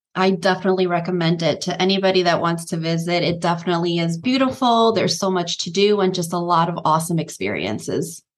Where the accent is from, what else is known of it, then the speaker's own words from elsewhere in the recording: Nicaragua; I was actually born in Nicaragua, a Central American country.